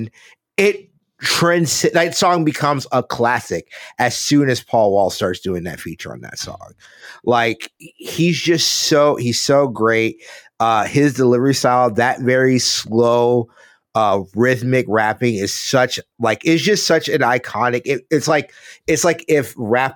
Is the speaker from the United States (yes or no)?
yes; Gulf Coast, United States; growing up in the Gulf, like being in high school in the Gulf Coast around this time